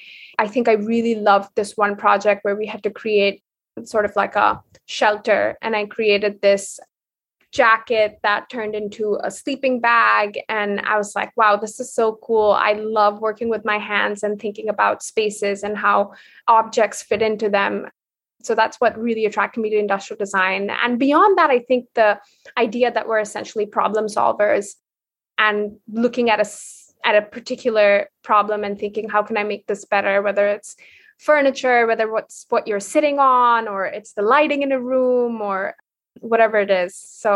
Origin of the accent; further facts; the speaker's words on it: India; So growing up in India, I was very, very interested in, I think, art in general, more, I wouldn't say design specifically.